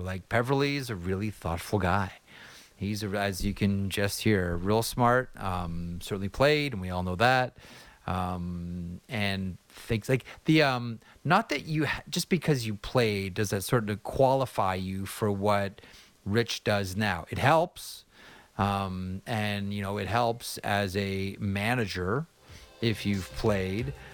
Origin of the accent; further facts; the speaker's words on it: Toronto, Ontario, Canada; I grew up in the West End of of Toronto